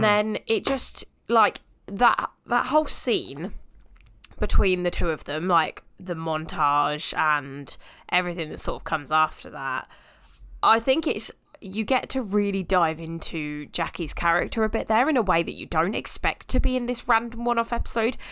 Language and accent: English; United Kingdom; we're British